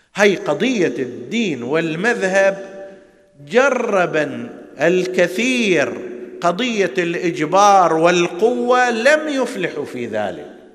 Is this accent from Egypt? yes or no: no; Hejaz, Saudi Arabia; عندنا في الحجاز